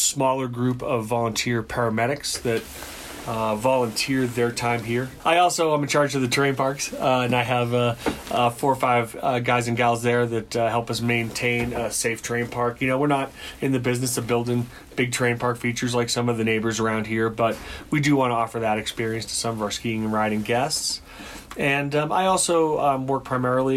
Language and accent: English; Boston, Massachusetts, United States; now in Colorado, United States; I'm originally from Boston, Massachusetts.